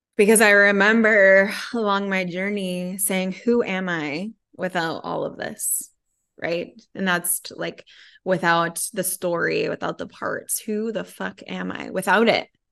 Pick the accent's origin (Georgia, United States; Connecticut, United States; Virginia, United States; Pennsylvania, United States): Connecticut, United States; I was raised in Connecticut